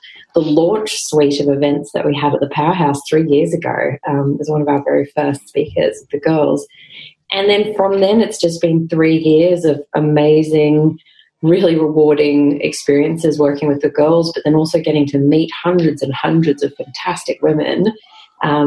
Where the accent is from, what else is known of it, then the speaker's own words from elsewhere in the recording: Queensland, Australia; moved away as an adult; I'm a Queenslander through and through, but I did duck out of here as fast as I could after university